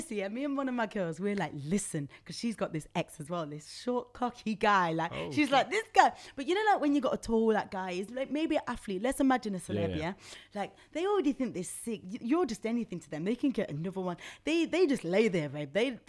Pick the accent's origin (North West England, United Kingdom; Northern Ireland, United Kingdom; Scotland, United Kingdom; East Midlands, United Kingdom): East Midlands, United Kingdom; Nottingham; now in London, United Kingdom; especially in London, yeah, because I'm from Nottingham.